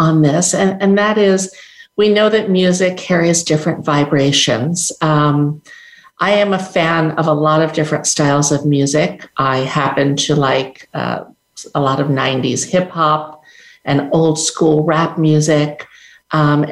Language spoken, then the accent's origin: English; New York City, New York, United States; moved away; I'm from New York City originally